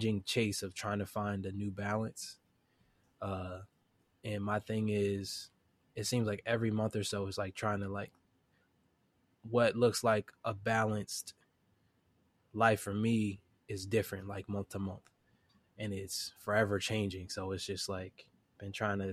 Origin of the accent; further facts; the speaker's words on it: Chester, Pennsylvania, United States; now in Wilmington, United States; Originally, I'm from Chester, Pennsylvania